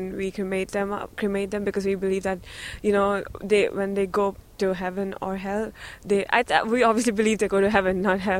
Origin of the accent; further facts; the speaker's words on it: India; moved away; I come from India, and my religion is Hindu.